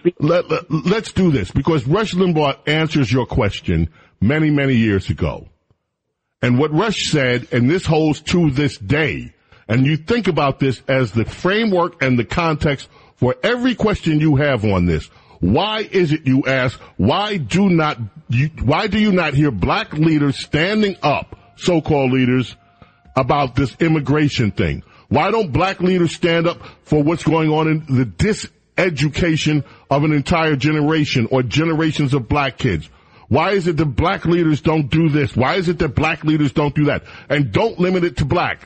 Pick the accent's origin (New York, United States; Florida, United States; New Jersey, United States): New York, United States; New York City; moved away; We had a neighbor when we lived in New York